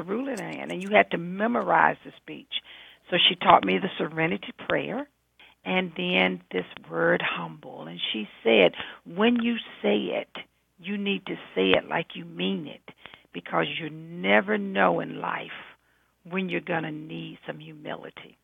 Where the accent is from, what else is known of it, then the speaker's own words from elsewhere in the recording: the South, United States; I'm a southerner